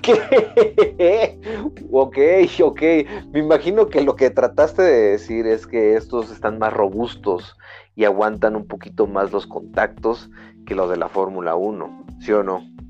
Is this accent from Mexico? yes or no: yes; Mexico; como mexicano